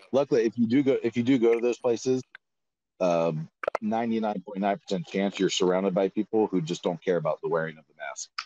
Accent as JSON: {"language": "English", "region": "Florida", "country": "United States", "said": "I'm from Florida"}